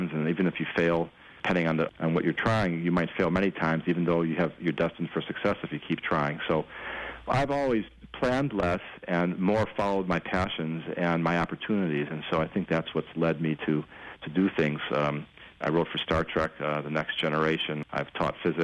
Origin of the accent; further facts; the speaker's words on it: Chicago, Illinois, United States; now in Los Angeles, United States; I'm from Chicago